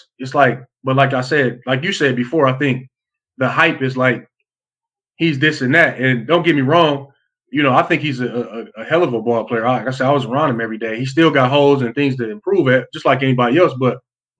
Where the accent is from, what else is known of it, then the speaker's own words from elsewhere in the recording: Flint, Michigan, United States; moved away as an adult; also born or lived in Salt Lake City, Utah; I'm coming from Flint, Michigan is one of the roughest areas